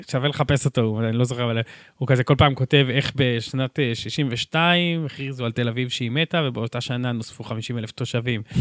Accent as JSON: {"language": "Hebrew", "town": "Jerusalem", "region": "Jerusalem District", "country": "Israel", "tie": "born or raised there", "also_born_or_lived": "France / Efrat", "said": "היינו קצת בצרפת כשהייתי ילד, ואז הגענו לפה, אבל גרנו בירושלים, אחר כך באפרת, אחר כך ההורים שלי חזרו לירושלים."}